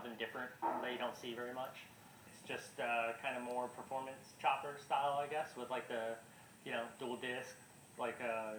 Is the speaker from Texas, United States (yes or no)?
yes; San Antonio, Texas, United States; now in Austin, United States; I'm from San Antonio, Texas originally. Live in Austin, Texas